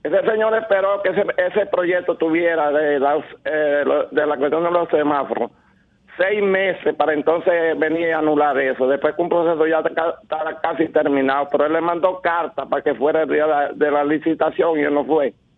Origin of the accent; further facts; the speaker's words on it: Baní, Peravia, Dominican Republic; yo soy vanilejo